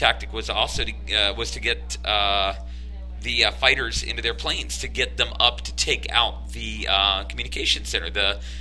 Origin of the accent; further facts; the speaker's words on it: Orlando, Florida, United States; we grew up in Orlando, both of us